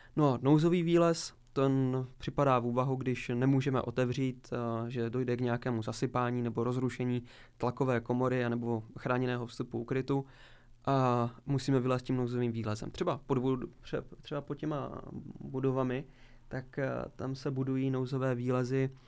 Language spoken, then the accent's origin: Czech; Zlín, Zlín Region, Czechia; jsme s, se spolužáky v podstatě s mými kamarády chodili po různých opuštěných budovách, kterých poměrně u nás ve Zlíně je celkem